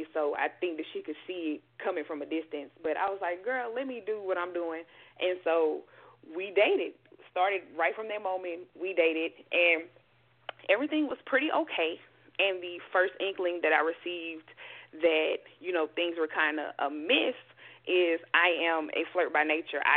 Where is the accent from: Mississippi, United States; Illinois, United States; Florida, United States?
Mississippi, United States; moved away as an adult; now in Houston, United States; I'm from Mississippi, born and raised.